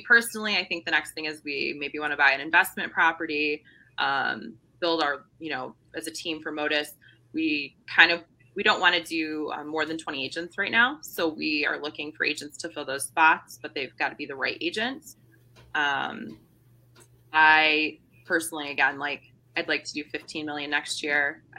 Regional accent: Traverse City, Michigan, United States; I was born in Traverse City, or I grew up in Traverse City, so I know that Northern Michigan is actually the UP.

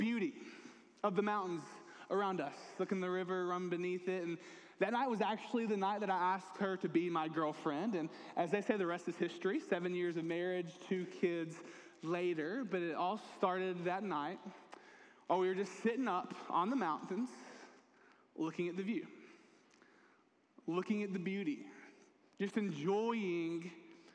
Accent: Dalton, Georgia, United States; moved away as an adult; now in East Alabama, United States; growing up in North Georgia in a little town called Dalton, I was around the mountains a pretty good bit

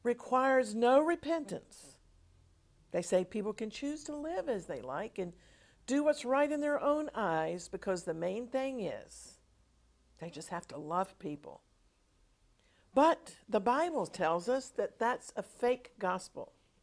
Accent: United States; When I was growing up in America

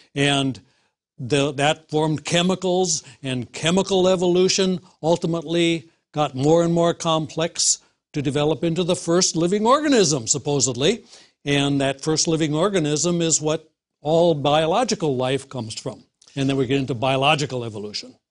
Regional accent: Wisconsin, United States; in the Midwest, uh, Wisconsin

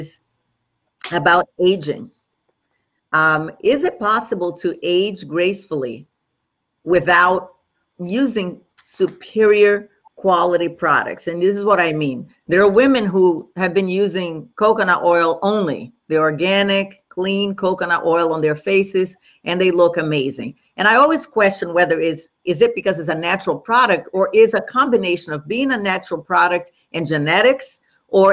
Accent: Brazil; moved away; I grew up in Brazil

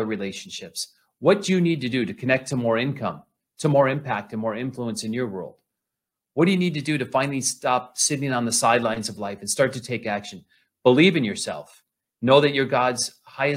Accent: Flint, Michigan, United States; I grew up in Flint, Michigan.

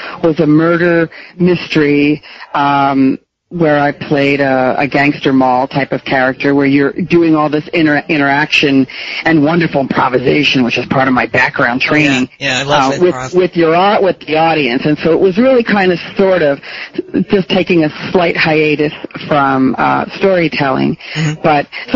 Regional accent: New Jersey, United States; also born or lived in New York; now in Massachusetts, United States; I grew up in New Jersey

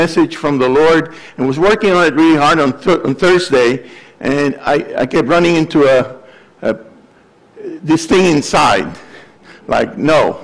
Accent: Puerto Rico; now in Gainesville, United States; I came from Puerto Rico, studied at the University of Florida, became a faculty member there

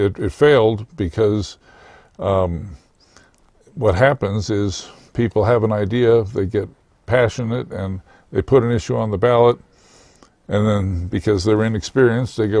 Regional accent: Los Angeles, California, United States; moved away as an adult; now in Colorado, United States; I was born in Southern California, went to Hollywood High School, local college and law school

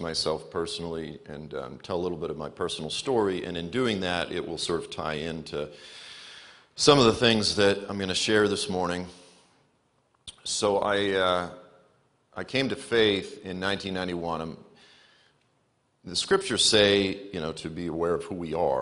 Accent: Boston, Massachusetts, United States; moved away as an adult; also born or lived in Memphis, Tennessee; I'm from Boston, but I ended up in Memphis, Tennessee

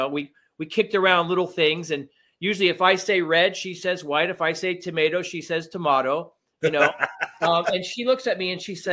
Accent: Miami, Florida, United States; I was raised in Miami

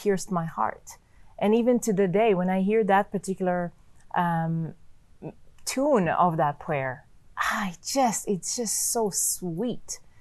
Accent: Ramat Gan, Tel Aviv District, Israel; English is a second language; moved away as an adult; now in Canada; I was born and raised in Israel

